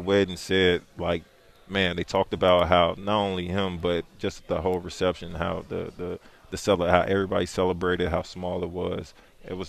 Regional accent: Chicago, Illinois, United States; now in Memphis, United States; I'm from Chicago, but they remember me here as a kid

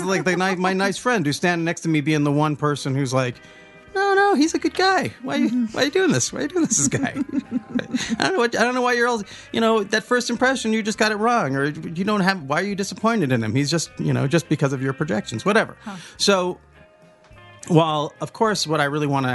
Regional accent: the Northwest, Pacific Northwest, United States; we're from the Northwest

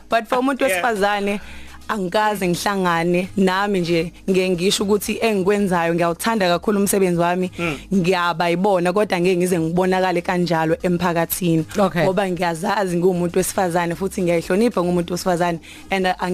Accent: Newcastle, KwaZulu-Natal, South Africa; ekhaya ise Newcastle section 4

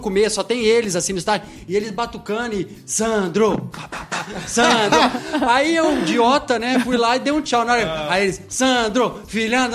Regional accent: Poços de Caldas, Minas Gerais, Brazil; Mineiro, sou mineiro

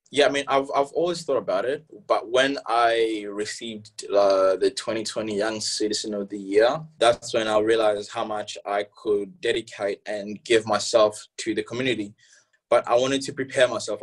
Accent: Hobsons Bay, Victoria, Australia; English is a second language; also born or lived in Democratic Republic of the Congo / Malawi; Hobson's Bay basically raised me for well, until until where I am now

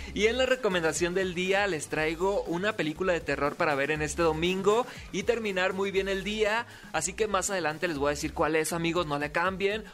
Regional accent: Sinaloa, Mexico; Soy TikToker, soy locutor, soy sinaloense

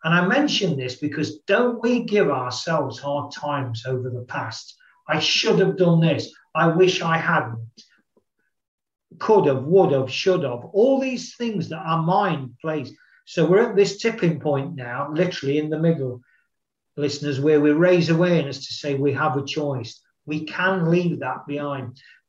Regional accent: United Kingdom; I am a human being. I am male. I am British. I have dark hair.

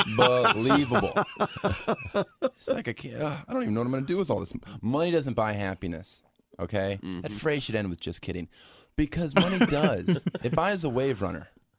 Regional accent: Florida, United States; born or raised there

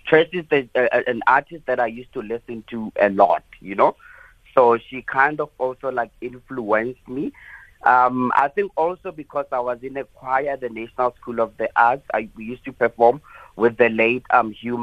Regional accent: South Africa; I'm African. I was born in Africa

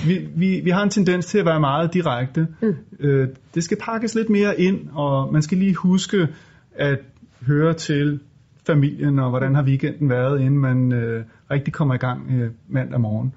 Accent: Denmark; vi er jo danskere, os tre stifter

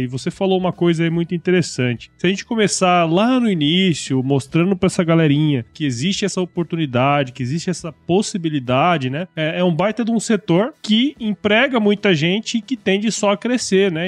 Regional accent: Mato Grosso, Brazil; eu sou de Mato Grosso

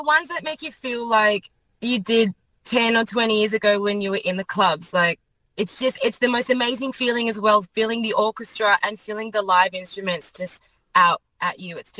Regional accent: Australia; I'm Australian after all.

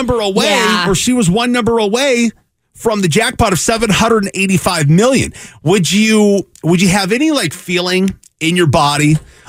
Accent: Mesa, Arizona, United States; I grew up here in Mesa.

